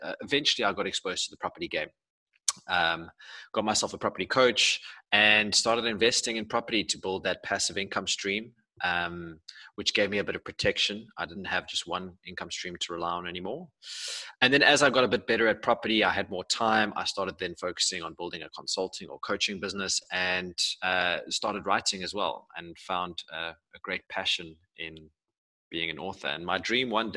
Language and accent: English; Pretoria, Gauteng, South Africa; I grew up in Pretoria